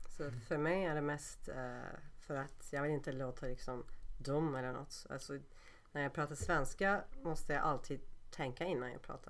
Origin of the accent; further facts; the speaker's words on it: Turkey; Swedish is a second language; moved away as an adult; now in Sweden; Jag är från Turkiet